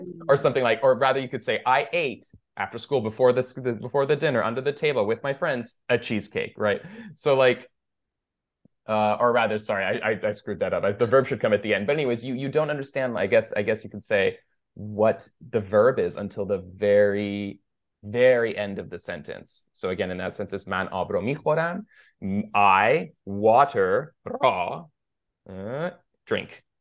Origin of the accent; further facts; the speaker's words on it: Los Gatos, California, United States; first language Persian; English is a second language; also born or lived in Iran; I was born in Los Gatos, California. Sort of, I guess, Los Gatos slash San Jose